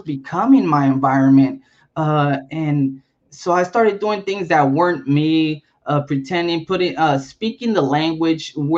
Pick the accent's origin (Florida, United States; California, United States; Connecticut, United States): California, United States; Compton; also born or lived in Chicago; I was born in Chicago and raised in Compton